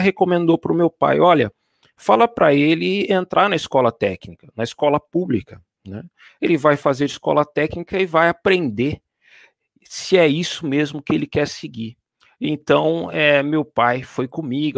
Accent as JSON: {"language": "Portuguese", "country": "Brazil", "moved": "as an adult", "lives_now": "Paris, France", "said": "como brasileiro"}